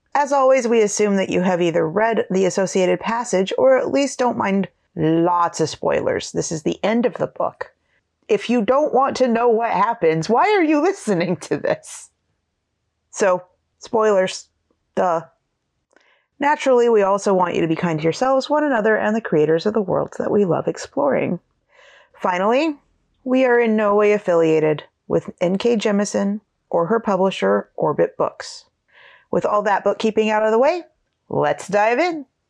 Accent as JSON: {"language": "English", "region": "Pacific Northwest", "country": "United States", "tie": "born or raised there", "lives_now": "Portland area, United States", "said": "we grew up in the Pacific Northwest"}